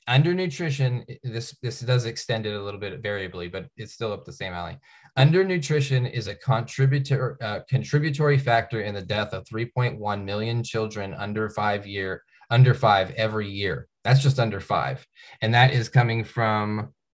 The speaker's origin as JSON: {"language": "English", "town": "Tacoma", "region": "Washington", "country": "United States", "tie": "born or raised there", "moved": "yes", "lives_now": "Bellingham, United States", "said": "I grew up in Tacoma"}